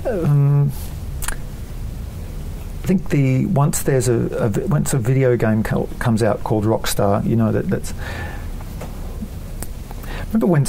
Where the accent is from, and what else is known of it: Australia